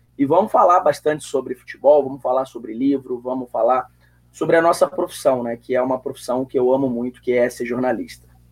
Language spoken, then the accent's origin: Portuguese; Brazil; Eu cresci na Zona Sul.